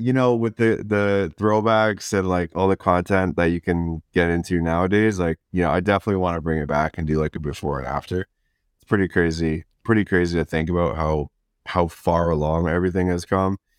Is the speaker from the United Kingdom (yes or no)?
no; Chatham, Ontario, Canada; moved away as an adult; now in Vancouver, Canada; I was born and raised in the small town of, of Chatham